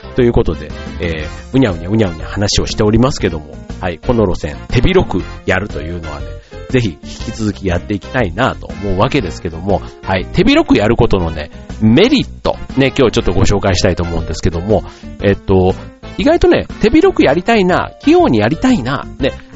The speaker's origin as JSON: {"language": "Japanese", "region": "Osaka", "country": "Japan", "tie": "born or raised there", "said": "僕の出身地というか、大阪のね"}